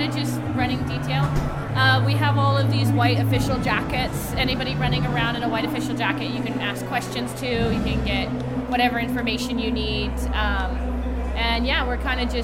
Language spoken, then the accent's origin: English; Ventura, California, United States; I'm from Ventura, California